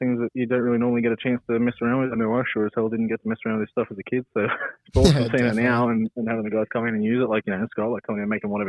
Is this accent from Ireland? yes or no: no; Victoria, Australia; I grew up in Victoria.